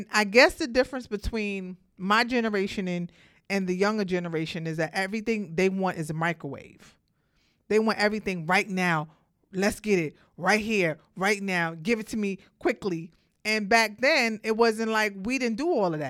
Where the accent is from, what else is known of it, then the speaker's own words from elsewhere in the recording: New York City, New York, United States; I'm from Brooklyn